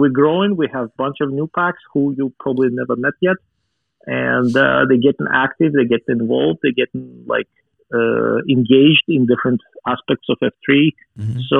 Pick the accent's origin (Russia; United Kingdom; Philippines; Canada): Russia; As you can imagine, growing up in Soviet Union is... I had a very strong inoculation against any kind of religion at the time.